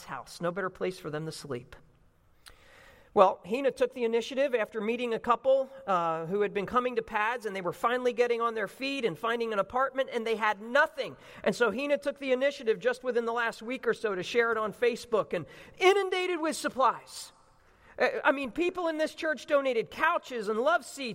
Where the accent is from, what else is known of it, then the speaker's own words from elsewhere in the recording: New Jersey, United States; now in Chicago, United States; growing up in South Jersey near Philadelphia